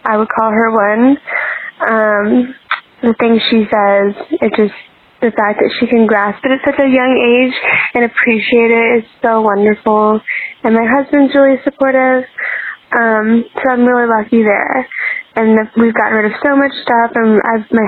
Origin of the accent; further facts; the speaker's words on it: Virginia, United States; I grew up in Virginia